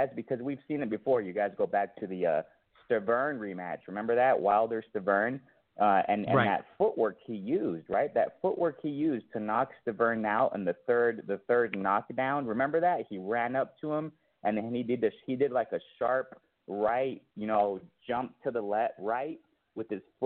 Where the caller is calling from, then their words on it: Mexico; I'm calling from Mexico